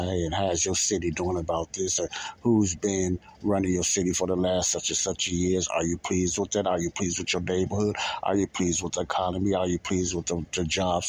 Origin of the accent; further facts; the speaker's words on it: Illinois, United States; also born or lived in California / Alabama; I was born and raised in Illinois, but I lived in different cities as well.